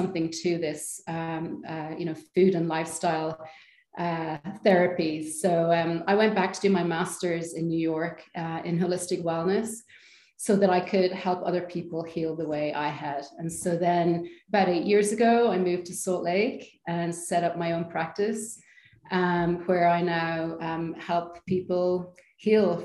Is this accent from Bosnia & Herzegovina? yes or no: no; Ireland; moved away; also born or lived in Amsterdam / London; I'm Irish